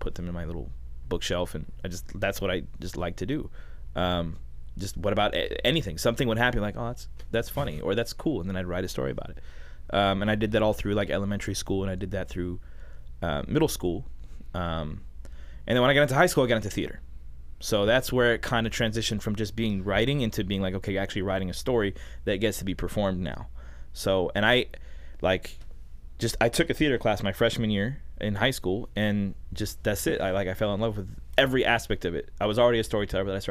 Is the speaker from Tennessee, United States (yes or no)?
no; Los Angeles, California, United States; I'm from L.A., born and raised in L.A. My parents are from Jordan